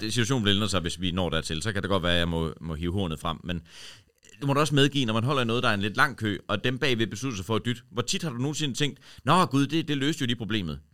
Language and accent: Danish; Horsens, Central Denmark Region, Denmark; now in Copenhagen, Denmark; var jeg hele vejen over øh, hjemme i Horsens